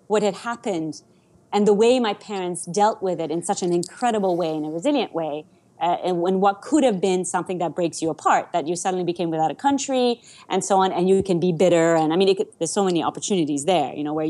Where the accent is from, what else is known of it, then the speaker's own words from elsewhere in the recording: Ouagadougou, Centre, Burkina Faso; first language Persian; English is a second language; I was born in Ouagadougou, my brother was born in Ouagadougou, we actually had a right to be Burkinabe.